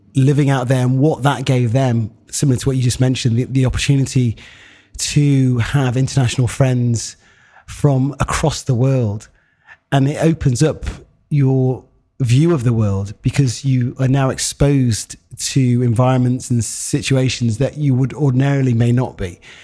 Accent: Harrogate, Yorkshire and the Humber, United Kingdom; a black man, eh, growing up in Harrogate

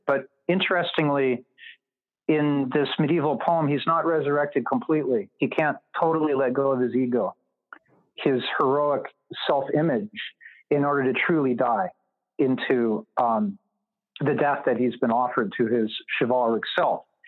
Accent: California, United States; I was growing up in Reagan era California

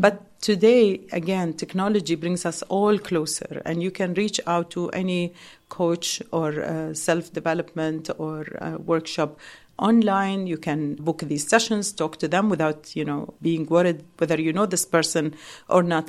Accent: Dubai, United Arab Emirates; we as locals

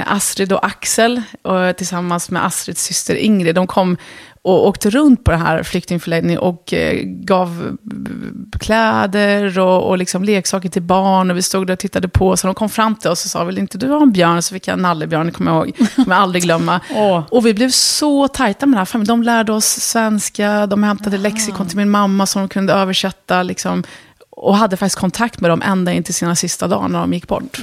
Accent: Örebro, Örebro County, Sweden; Swedish is a second language; moved away as an adult; also born or lived in Lebanon / Dubai; hamnade vi i Örebro. Och där växte jag upp

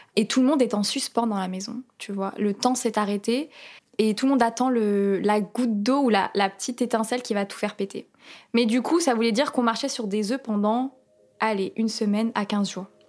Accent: France; je suis française d'origine palestinienne, je suis née ici.

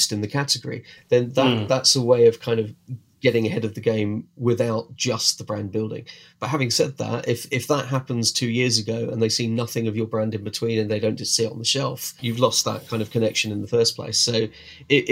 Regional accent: United Kingdom; we're British, we drink a lot of tea

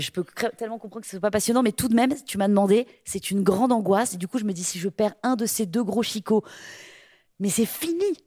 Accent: Brittany, France; Chez nous, dans notre religion un peu païenne, bretonne

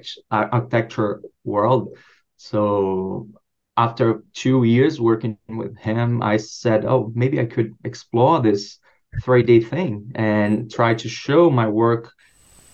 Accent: a small town in Rio de Janeiro, Brazil; moved away as an adult; now in Brisbane, Australia; I'm from Brazil, and I was born in a small town in Rio de Janeiro.

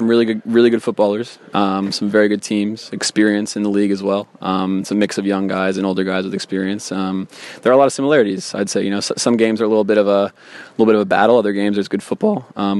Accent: Switzerland; I grew up in Switzerland, and my parents are American

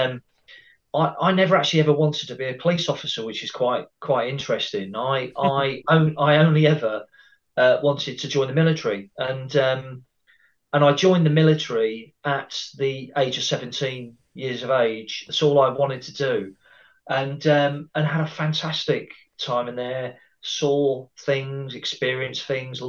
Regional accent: Cambridgeshire, East of England, United Kingdom; moved away as an adult; also born or lived in Brighton; my area where I grew up in the Cambridgeshire area

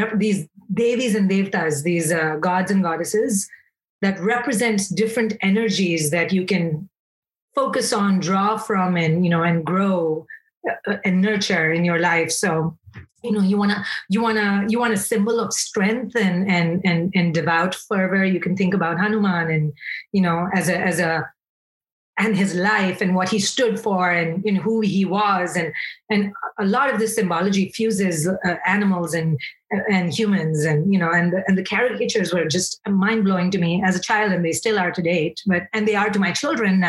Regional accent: India; moved away as an adult; also born or lived in Bombay; now in United States; I grew up in India

